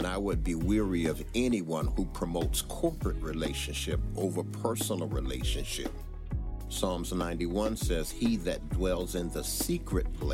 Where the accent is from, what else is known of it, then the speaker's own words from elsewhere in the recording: Bridgeport, Connecticut, United States; eventually moved up to Bridgeport, Connecticut, where he met and married my mother. It was there that I was born